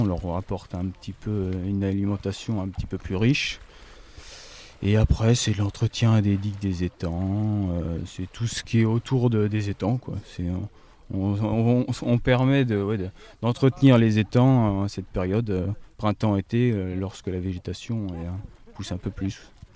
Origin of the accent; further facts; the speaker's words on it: Brenne, Centre-Val de Loire, France; comme chez nous en Brenne